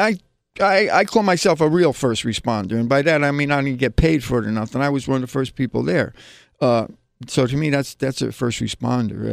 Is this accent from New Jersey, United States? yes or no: yes; New Jersey, United States; now in New York, United States; I'm originally from New Jersey, you know, I came from a New Jersey suburb